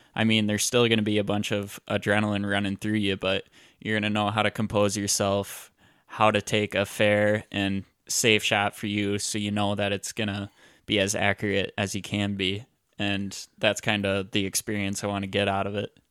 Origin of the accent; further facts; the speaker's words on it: Iowa, United States; I grew up, I grew up in Iowa, and all I know right now is Iowa